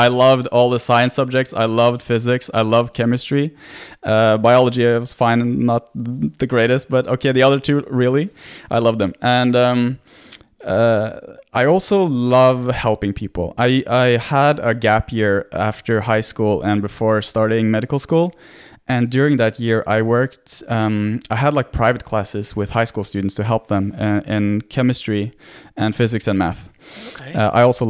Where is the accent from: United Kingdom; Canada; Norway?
Norway; Well, I'm born and raised in Norway, so I'm Norwegian, 100%. But my dad is Greek, mm-hmm. so I speak Greek, and I've been a lot to Greece, and I have Greek family.